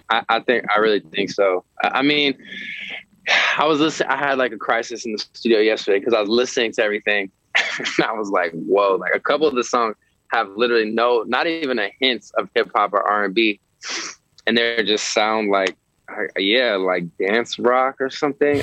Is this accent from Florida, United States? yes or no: no; San Francisco, California, United States; now in Los Angeles, United States; I'm I'm from San Francisco